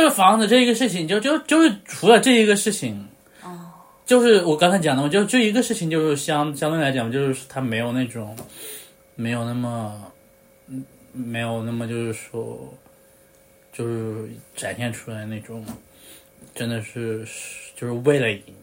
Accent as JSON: {"language": "Chinese", "country": "China", "tie": "born or raised there", "said": "我在大陆出生的那一刻"}